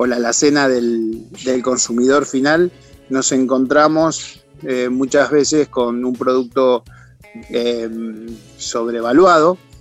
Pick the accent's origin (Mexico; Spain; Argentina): Argentina; San Pedro, Buenos Aires Province; now in Mendoza, Argentina; Comencé a los 12 años en la ciudad de San Pedro, provincia de Buenos Aires, en donde soy oriundo, o de donde soy oriundo